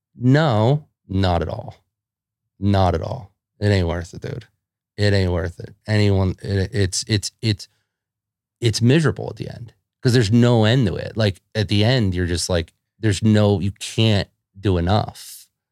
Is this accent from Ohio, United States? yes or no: no; Philadelphia, Pennsylvania, United States; if you grew up in Philadelphia, like, like I did